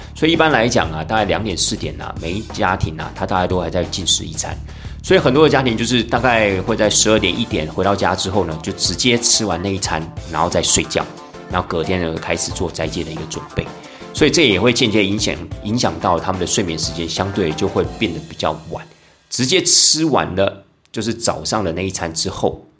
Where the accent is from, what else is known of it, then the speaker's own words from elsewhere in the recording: Taiwan; 我们台湾人在过年的时候